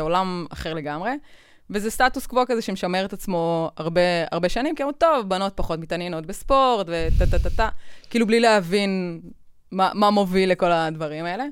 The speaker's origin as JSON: {"language": "Hebrew", "country": "Israel", "said": "אנחנו בישראל"}